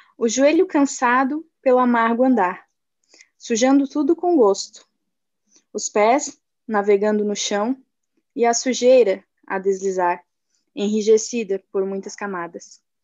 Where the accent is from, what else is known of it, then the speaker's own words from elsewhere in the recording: Santa Catarina, Brazil; sou de Mituba, Santa Catarina